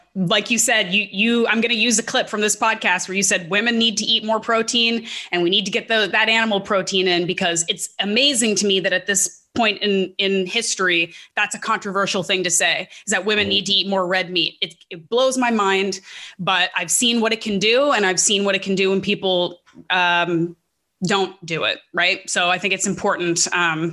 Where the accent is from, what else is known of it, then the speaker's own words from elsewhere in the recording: Canada; being a Canadian